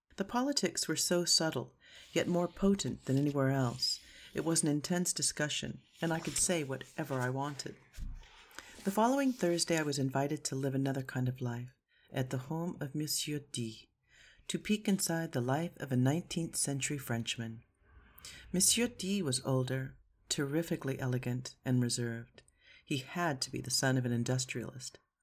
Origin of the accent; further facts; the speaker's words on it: Seattle, Washington, United States; moved away as an adult; also born or lived in Rome, Italy / Paris, France; I'm from Seattle, a very young city